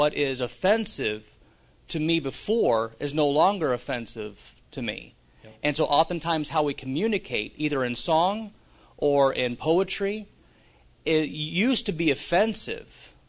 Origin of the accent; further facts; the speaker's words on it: Utah, United States; also born or lived in Miami, United States; now in Kansas City, United States; I grew up in Utah, Stepford Wives type of concept, moving to Miami, and where personal space is oftentimes is infiltrated.